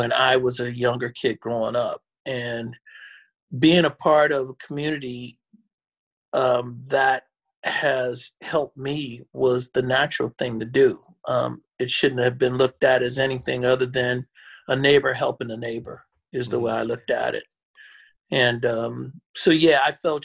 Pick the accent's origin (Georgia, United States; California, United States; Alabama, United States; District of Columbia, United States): California, United States; Oakland; I grew up in Oakland